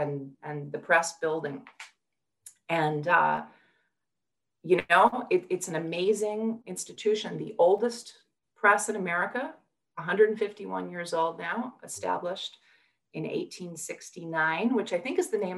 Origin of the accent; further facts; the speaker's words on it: De Pere, Wisconsin, United States; moved away as an adult; also born or lived in Bronx, New York; He was the director of the library at St. Norbert College in Deep Hero, Wisconsin, my hometown.